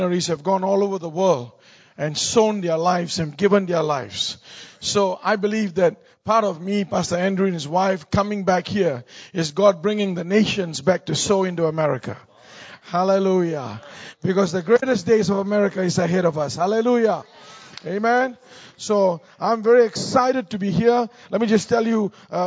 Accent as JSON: {"language": "English", "country": "Singapore", "tie": "born or raised there", "moved": "as an adult", "lives_now": "United States", "said": "I'm from Singapore. Born and raised in Singapore"}